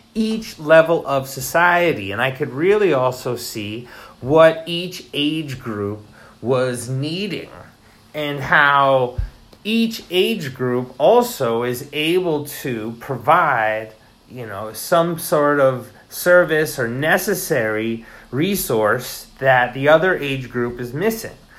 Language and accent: English; Sullivan County, New York, United States; moved away as an adult; now in Japan; I'm from New York, Sullivan County, and we are close to New York City